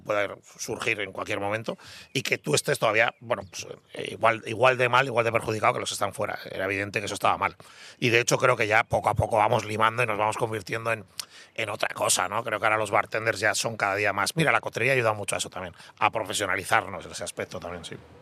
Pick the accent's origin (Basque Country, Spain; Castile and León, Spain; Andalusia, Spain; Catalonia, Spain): Basque Country, Spain; me considero muy vasco